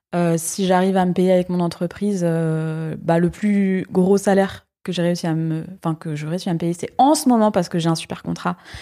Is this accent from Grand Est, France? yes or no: no; Paris, Île-de-France, France; moved away as an adult; now in Lyon, France; j'ai grandi à Paris, donc j'ai vécu 18 ans à Paris.